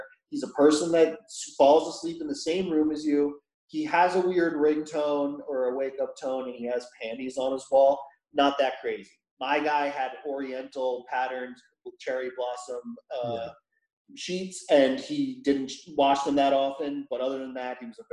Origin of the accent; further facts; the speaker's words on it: United States; I'm the American